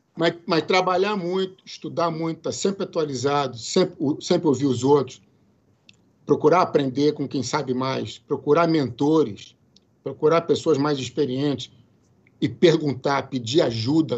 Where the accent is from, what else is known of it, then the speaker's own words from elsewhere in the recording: Brazil; moved away as an adult; now in United States; aquele meu inglês macarrônico que a gente que eu só tinha no Brasil de, de aprender na escola